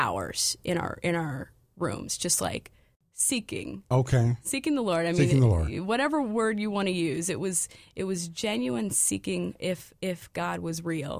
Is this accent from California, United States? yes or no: yes; California, United States; also born or lived in Des Moines, Iowa / Montana / North Dakota; Yes, I'm from California. I was born in Iowa, Des Moines, Iowa.